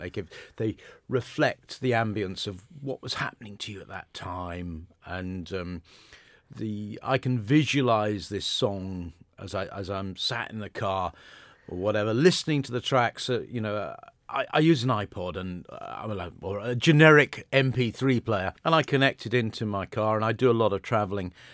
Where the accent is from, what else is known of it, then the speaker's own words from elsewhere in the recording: Modbury, South West England, United Kingdom; moved away as an adult; also born or lived in London; I grew up in the Modbury area.